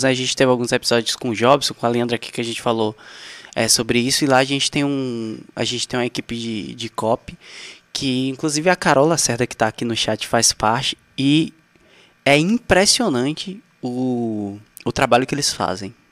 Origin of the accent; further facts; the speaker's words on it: Brazil; accent: mix of Alagoas and Bahia accents; misturou o sotaque de Alagoas com o sotaque da Bahia. Na mesma palavra eu falo independentemente.